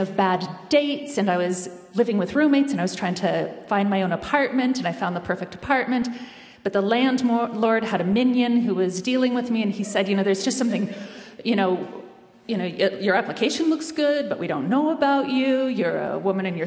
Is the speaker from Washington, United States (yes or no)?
yes; Bellingham, Washington, United States; moved away as an adult; also born or lived in East Coast; I grew up in Bellingham, Washington